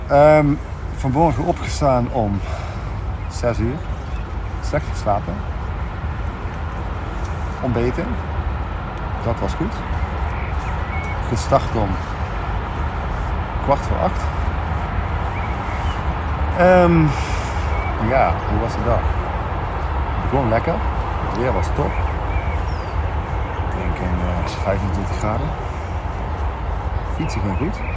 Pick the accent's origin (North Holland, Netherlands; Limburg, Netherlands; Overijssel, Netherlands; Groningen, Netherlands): Limburg, Netherlands; Heerlen; Ik kom uit Heerlen.